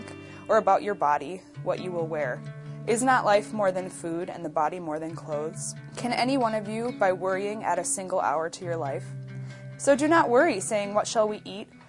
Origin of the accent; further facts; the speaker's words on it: Minnesota, United States; moved away as an adult; now in Iowa, United States; I'm originally from Minnesota. I moved to Iowa